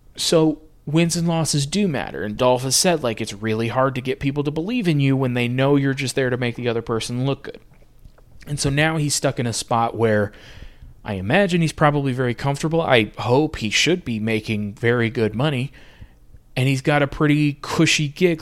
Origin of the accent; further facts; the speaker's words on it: United States; I'm American